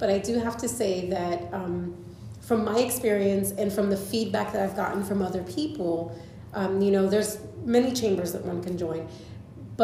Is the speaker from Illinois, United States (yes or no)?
no; Winter Haven, Florida, United States; born or raised there; also born or lived in New York